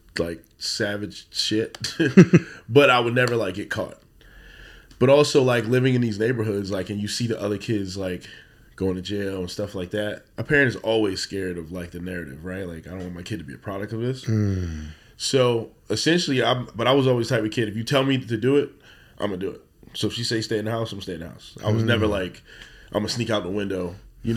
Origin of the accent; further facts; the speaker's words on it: Baltimore, Maryland, United States; Born and raised in West Baltimore